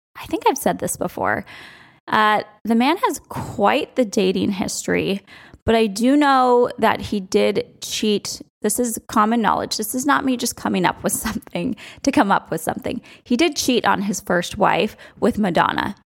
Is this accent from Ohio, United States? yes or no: no; outside of New York, Connecticut, United States; So I grew up outside of New York, and we would drive in all the time to Yankee Stadium